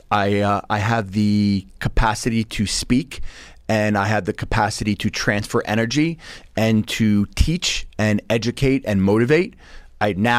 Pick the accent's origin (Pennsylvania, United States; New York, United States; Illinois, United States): New York, United States; Bellmore; So I grew up in Belmore. Grew up in Nassau County.